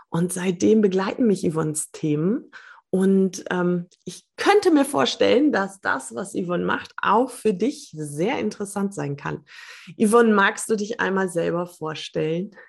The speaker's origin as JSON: {"language": "German", "country": "Switzerland", "said": "ich bin aus der Schweiz."}